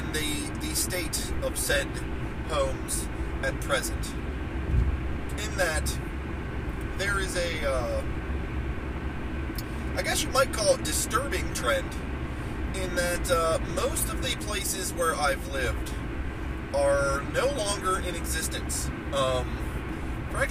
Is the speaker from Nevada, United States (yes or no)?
no; Ohio, United States; also born or lived in Wheeling, West Virginia / Florida; I've spent most of my life, in the state of Ohio. I consider myself to be, an Ohio boy. Like I said, grew up, spent most of my years growing up in Ohio